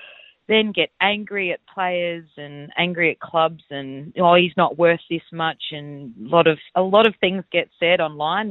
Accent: Adelaide, South Australia, Australia; I'm from Adelaide

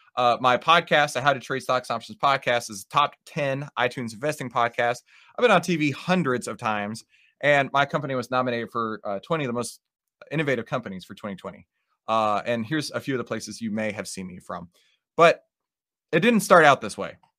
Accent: Texas, United States; accent: Texas; my Texas accent

